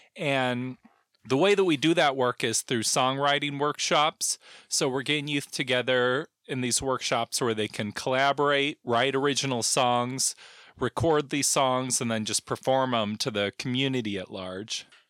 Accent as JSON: {"language": "English", "town": "South Bend", "region": "Indiana", "country": "United States", "tie": "born or raised there", "also_born_or_lived": "St. Louis, Missouri / Costa Mesa, California", "moved": "as an adult", "lives_now": "Olympia, United States", "said": "I'm from Southman, Indiana. And I've kind of, you know, I was there till I was eighteen"}